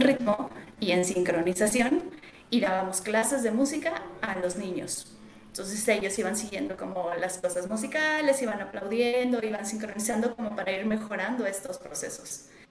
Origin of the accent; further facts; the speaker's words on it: Mexico; Yo estoy en México. Eh, soy mexicana